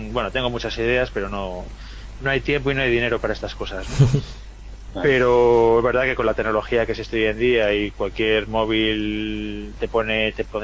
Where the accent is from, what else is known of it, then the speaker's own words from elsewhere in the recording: Vigo, Galicia, Spain; now in Madrid, Spain; No, yo estoy en Madrid, no estoy en Vigo. Bueno, soy de Vigo, pero no vivo allí.